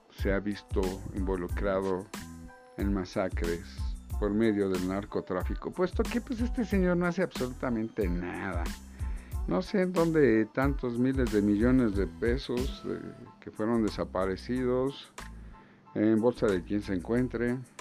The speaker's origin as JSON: {"language": "Spanish", "country": "Mexico", "said": "como mexicanos necesitamos"}